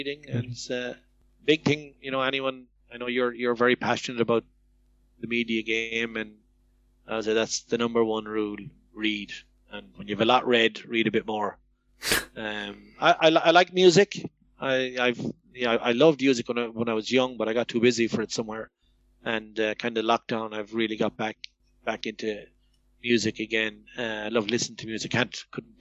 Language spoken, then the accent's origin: English; Ballina, Connacht, Ireland; I'm from Mayo